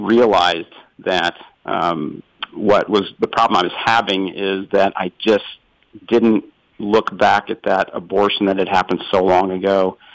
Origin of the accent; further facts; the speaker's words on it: Oklahoma City, Oklahoma, United States; moved away; also born or lived in Philadelphia; I grew up in Oklahoma City